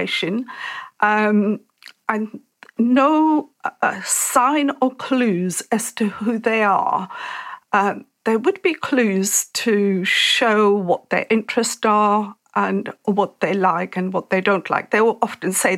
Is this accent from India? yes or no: yes; India; moved away as an adult; I grew up in India